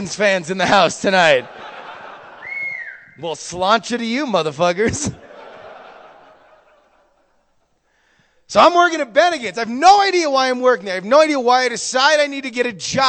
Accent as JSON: {"language": "English", "region": "Florida", "country": "United States", "tie": "born or raised there", "moved": "as an adult", "said": "Florida, where I was raised"}